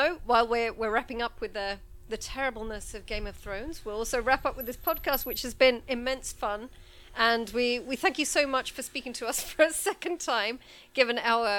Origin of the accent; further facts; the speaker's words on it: United Kingdom; as a Brit